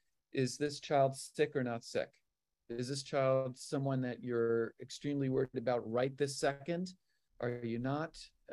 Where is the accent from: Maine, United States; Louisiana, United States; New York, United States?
New York, United States; moved away; also born or lived in the South; And I can say that as a New Yorker, because I've spent 7 or 8 years in the South.